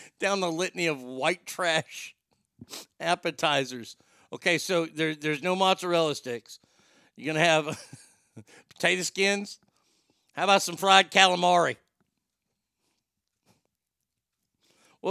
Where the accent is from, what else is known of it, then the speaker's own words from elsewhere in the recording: United States; as an American